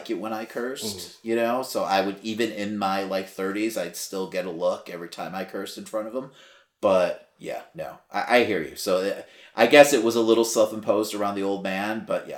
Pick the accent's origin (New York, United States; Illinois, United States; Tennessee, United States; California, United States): Illinois, United States; Chicago; We're both from Chicago